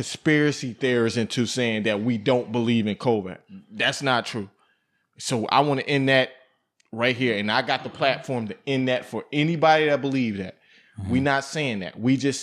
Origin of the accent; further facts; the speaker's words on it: Buffalo, New York, United States; I come from Buffalo, New York, where we done seen everything in Buffalo, New York